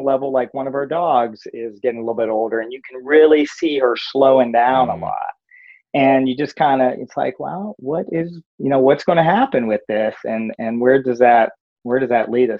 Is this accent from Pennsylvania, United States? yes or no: yes; Pennsylvania, United States; moved away as an adult; I grew up in Pennsylvania